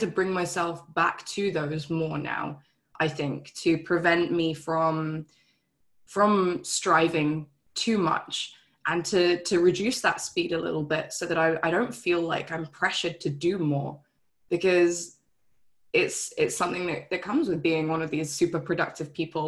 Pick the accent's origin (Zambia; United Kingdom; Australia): United Kingdom; England; When I first met my husband, we were both living in England, and just under a year into our relationship, he moved to Canada and I stayed in the UK